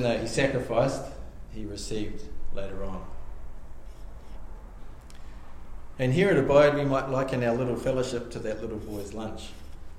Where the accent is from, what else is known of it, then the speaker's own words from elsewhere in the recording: Australia; I grew up in Narrawhia